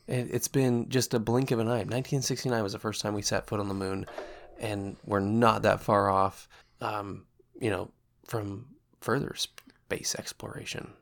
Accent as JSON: {"language": "English", "town": "Portland", "region": "Oregon", "country": "United States", "moved": "yes", "said": "I'm from actual Portland. Portland city limits"}